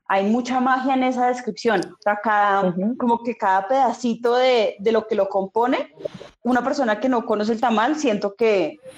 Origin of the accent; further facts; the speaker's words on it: Peru; Yo, yo, siento que el podcast, como en su construcción, es muy peruano, porque el peruano sí siente digamos que nosotros nos sentimos orgullosos de nuestra comida